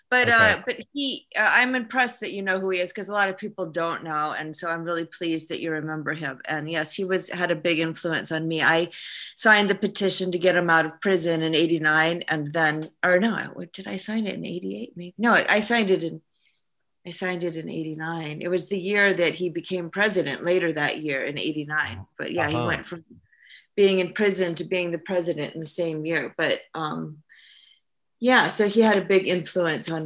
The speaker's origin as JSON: {"language": "English", "country": "United States", "also_born_or_lived": "London", "moved": "as an adult", "lives_now": "Prague, Czech Republic", "said": "I'm American"}